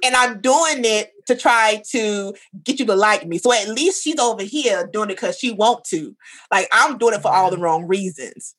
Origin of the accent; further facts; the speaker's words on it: the South, United States; I grew up in the South